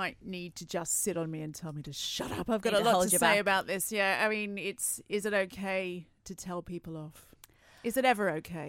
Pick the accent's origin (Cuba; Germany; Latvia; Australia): Australia; I'm Australian